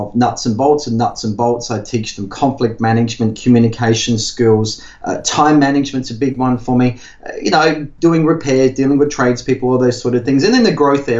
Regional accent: Whyalla, South Australia, Australia; also born or lived in Adelaide; I grew up in Whyalla of South Australia, which is steel mining, working class community

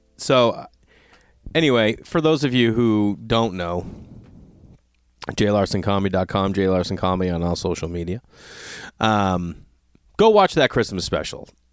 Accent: Stoneham, Massachusetts, United States; moved away; every time I'm home in my hometown, Stoneham

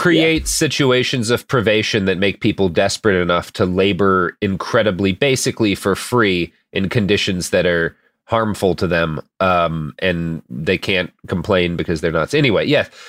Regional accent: Portland, Oregon, United States; Nike located in my hometown of Portland

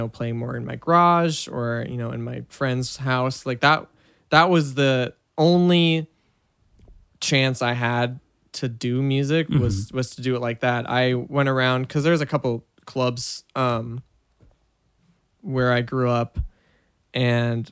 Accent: Washington, United States; moved away; I grew up in the Pacific Northwest in the early 2000s

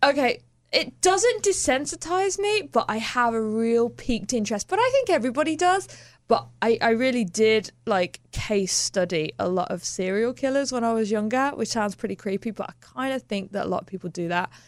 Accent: Birmingham, West Midlands, United Kingdom; moved away; I grew up in Birmingham

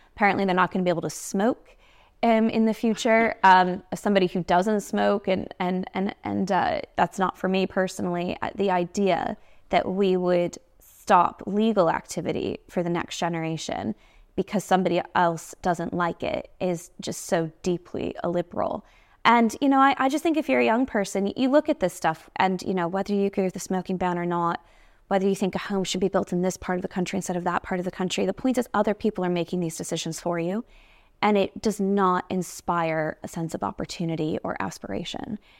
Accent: United States; moved away as an adult; now in United Kingdom; I'm from the United States

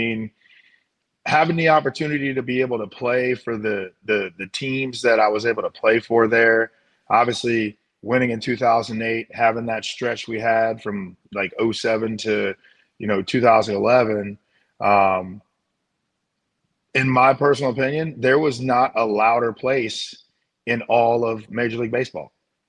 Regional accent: St. Louis, Missouri, United States; Yeah, it is St. Louis, you know, having been grown up, born and raised in St. Louis, understanding what Cardinal fans are and the passion that the fans in St. Louis have

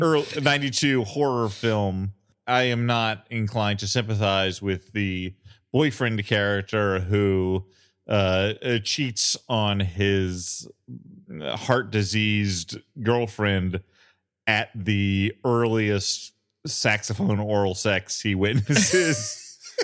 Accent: Illinois, United States; I grew up in a town in Illinois that was three thousand five hundred

